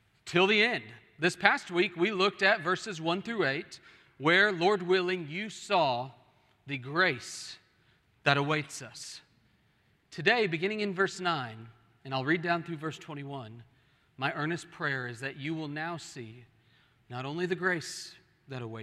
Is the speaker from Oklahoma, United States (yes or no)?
yes; Oklahoma, United States; moved away; I was from Oklahoma, where we have hills, and those hills are like 3 feet high.